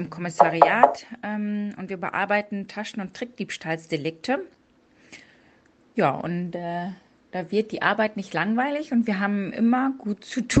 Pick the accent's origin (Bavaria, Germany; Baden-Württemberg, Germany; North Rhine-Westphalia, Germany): North Rhine-Westphalia, Germany; born there; now in Cologne, Germany; 38 Jahre alt, komme gebürtig aus dem Münsterland und wohne jetzt schon seit 2004 in Köln und arbeite dort bei der Polizei.